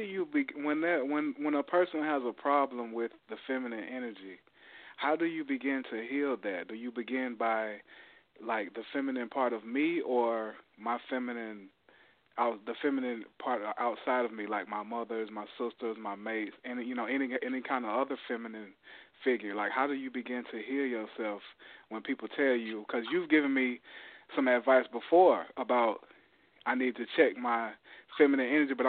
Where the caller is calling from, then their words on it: Athens, Georgia, United States; I'm calling from Athens, Georgia.